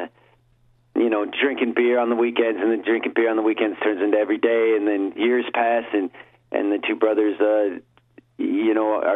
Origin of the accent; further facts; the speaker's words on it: Reno, Nevada, United States; moved away as an adult; now in Portland, United States; I was born in Reno, and I lived there pretty much till I was 26, and then I moved out to Portland, Oregon to get in a band.